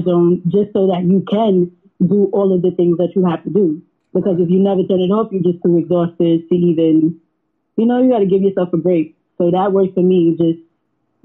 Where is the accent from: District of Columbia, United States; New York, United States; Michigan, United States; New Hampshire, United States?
New York, United States; New York City; I'm from Harlem, so I really have, like, you know, like, I have a lot of him in me just from being in Harlem, like just from like, you know, just being raised around that environment